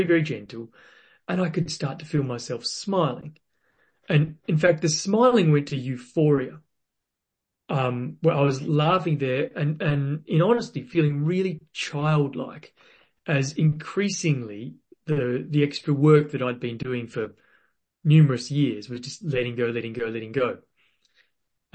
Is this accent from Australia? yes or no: yes; Western Australia, Australia; I was born in Western Australia